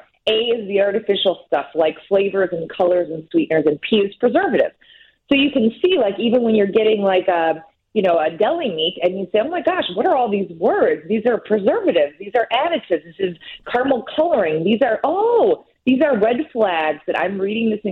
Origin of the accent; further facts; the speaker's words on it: United States; since I'm American